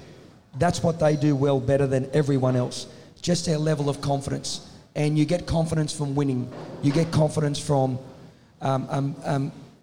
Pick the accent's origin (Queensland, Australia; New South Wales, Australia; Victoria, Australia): New South Wales, Australia; Tamworth; I come from Tamworth